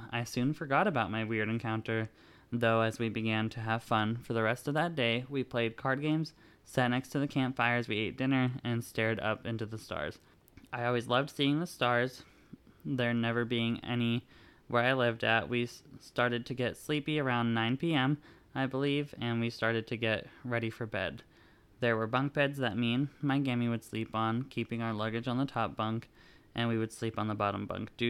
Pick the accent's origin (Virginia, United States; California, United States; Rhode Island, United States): California, United States; Now, I grew up in California, mostly near cities, so the forest was like my true home to me.